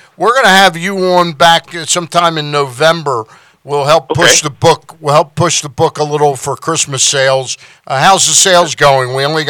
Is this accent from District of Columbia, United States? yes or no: yes; Washington, District of Columbia, United States; I was born in 52 in Washington, D.C.